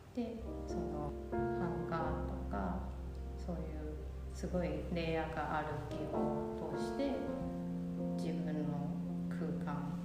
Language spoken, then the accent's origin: Japanese; Taipei, Taiwan; Japanese is a second language; moved away as an adult; now in Kyoto, Japan; 台北出身で、えっと、現在今京都活動して